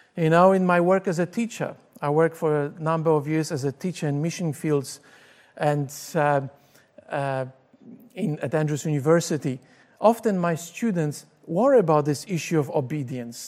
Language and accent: English; Poland; English is a second language; moved away as an adult; now in Australia; I grew up in Poland until the age of twenty-two. I came to Australia in nineteen eighty-six. This is when I learned to speak English